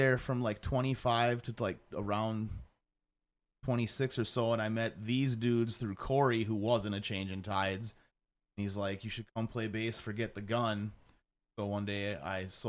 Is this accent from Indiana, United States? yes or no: no; Clearwater, Minnesota, United States; who I grew up with in Clearwater